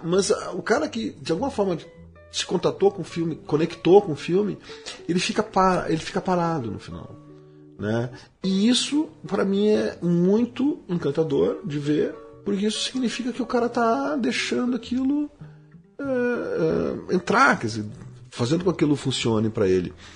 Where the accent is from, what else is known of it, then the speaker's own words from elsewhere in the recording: Porto Alegre, Rio Grande do Sul, Brazil; somos de Porto Alegre